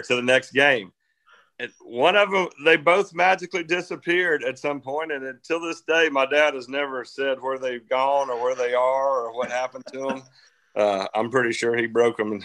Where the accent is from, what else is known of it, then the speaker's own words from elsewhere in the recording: Athens, Georgia, United States; my hometown